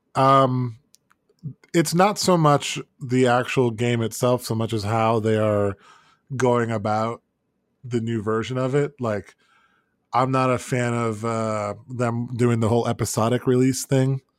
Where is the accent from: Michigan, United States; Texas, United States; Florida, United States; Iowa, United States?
Florida, United States; moved away as an adult; now in North Carolina, United States; growing up in Florida